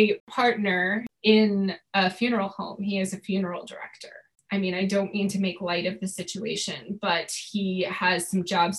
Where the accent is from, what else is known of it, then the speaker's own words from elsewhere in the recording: New England, United States; I'm from New England, so I got my sarcasm card very young.